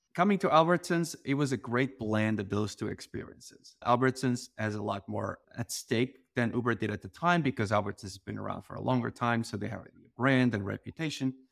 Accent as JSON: {"language": "English", "country": "Portugal", "tie": "born or raised there", "moved": "yes", "said": "I grew up in this very small town in Portugal"}